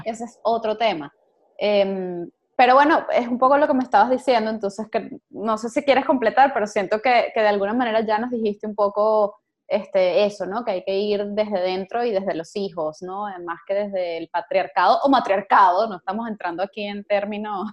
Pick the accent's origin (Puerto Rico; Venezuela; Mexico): Venezuela; como venezolanos